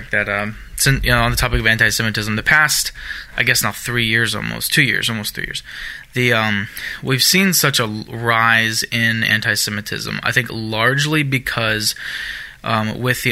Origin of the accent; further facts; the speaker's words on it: Germany; moved away; I grew up in Germany. I lived in Germany most of my younger years